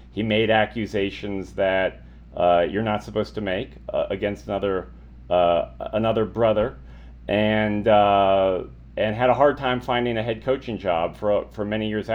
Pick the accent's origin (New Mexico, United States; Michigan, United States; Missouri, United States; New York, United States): New Mexico, United States; Albuquerque; moved away as an adult; also born or lived in Milwaukee; originally as a Lobo fan, growing up in Albuquerque